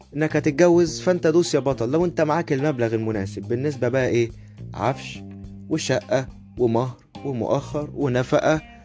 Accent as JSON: {"language": "Arabic", "country": "Egypt", "said": "عندنا في مصر"}